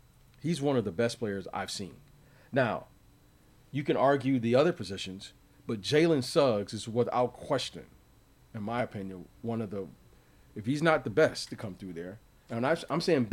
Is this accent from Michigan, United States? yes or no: yes; Detroit, Michigan, United States; growing up in Detroit